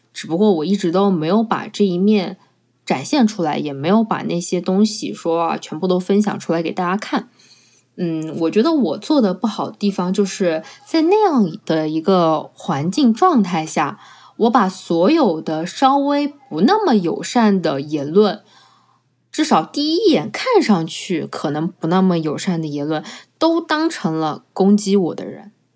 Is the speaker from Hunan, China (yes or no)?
yes; Changsha, Hunan, China; 用我们长沙话来说